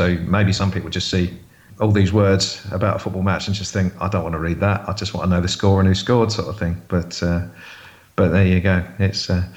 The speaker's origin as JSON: {"language": "English", "town": "Waterlooville", "region": "South East England", "country": "United Kingdom", "tie": "born or raised there", "moved": "as an adult", "lives_now": "Southampton, United Kingdom", "said": "we moved to a place called Waterlooville, which is very much in Portsmouth country."}